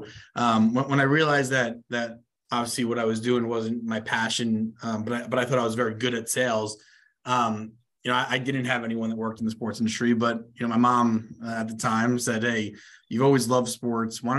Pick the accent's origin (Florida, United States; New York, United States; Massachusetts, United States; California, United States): New York, United States; New York City; I'm a local New Yorker, born and raised in Queens.